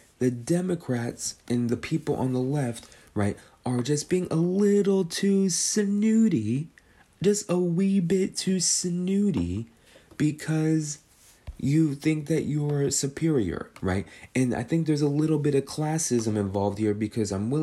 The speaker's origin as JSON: {"language": "English", "region": "California", "country": "United States", "said": "I'm a Californian"}